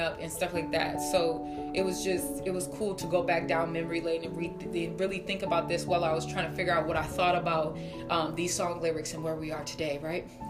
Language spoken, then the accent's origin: English; Minnesota, United States; My family's from Chicago, Illinois, and just having conversations with them, like, I was raised here in Minnesota